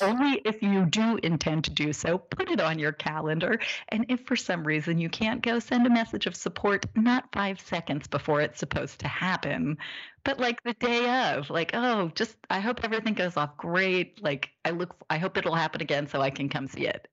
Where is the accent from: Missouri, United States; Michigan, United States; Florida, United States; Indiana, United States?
Indiana, United States; moved away as an adult; also born or lived in New York; growing up in Indiana